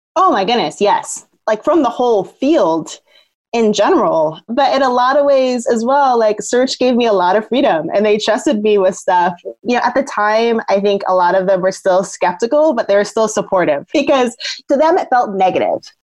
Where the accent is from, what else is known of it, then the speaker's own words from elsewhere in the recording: Southern Oregon, United States; I was born in Southern Oregon, in a more kind of white, affluent area, and I'm biracial.